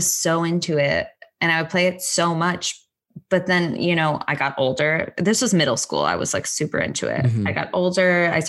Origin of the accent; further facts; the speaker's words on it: Connecticut, United States; moved away; also born or lived in New York / Long Island; I was in Connecticut going to Manhattan, but I'm originally from New York. Born there, lived in Long Island for a little, and then went to high school in Connecticut and moved to Connecticut.